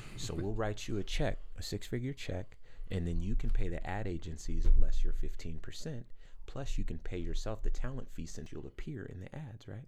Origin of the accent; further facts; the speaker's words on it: Compton, California, United States; I am from Compton